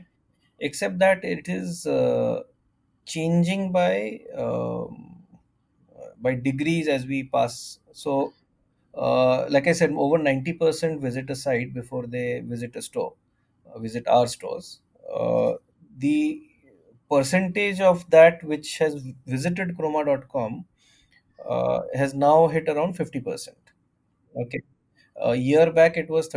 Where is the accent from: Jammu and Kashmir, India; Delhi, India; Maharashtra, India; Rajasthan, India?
Delhi, India; growing up in Delhi